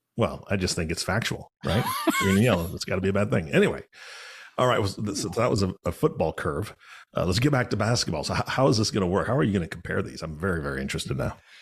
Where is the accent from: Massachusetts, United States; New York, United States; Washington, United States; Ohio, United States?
Washington, United States; Seattle; so I'm from Seattle.